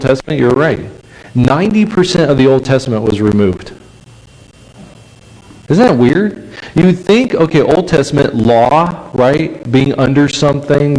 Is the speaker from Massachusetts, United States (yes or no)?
no; California, United States; moved away; I'm from California